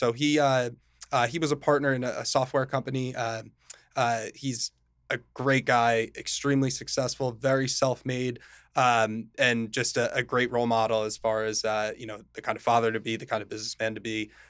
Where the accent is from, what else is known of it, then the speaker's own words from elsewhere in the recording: Morristown, United States; So I'm from Morristown originally. I grew up there, you know, with my family, my sister, and my parents.